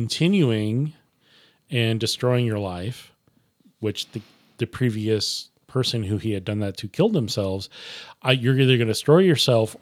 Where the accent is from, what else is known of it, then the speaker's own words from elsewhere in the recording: Nebraska, United States; I'm saying it wrong because I'm from Nebraska. It's a Nebraska thing.